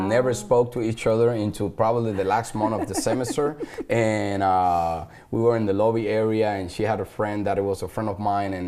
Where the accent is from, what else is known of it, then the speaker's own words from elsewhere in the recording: Puerto Rico; English is a second language; moved away as an adult; also born or lived in New York, United States / Texas, United States; now in Grand Prairie, United States; I was born in New York, and my family, when I was like 2 or 3 years old, they moved back to Puerto Rico, which is still a territory of U.S.